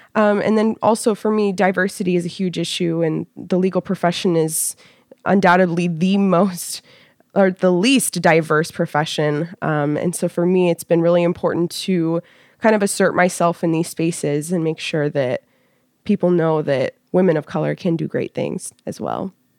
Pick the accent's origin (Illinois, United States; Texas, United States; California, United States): California, United States; moved away as an adult; now in Washington, D.C., United States; I was born and raised in California. I lived in Northern California till I was about twelve, and then I moved to Southern California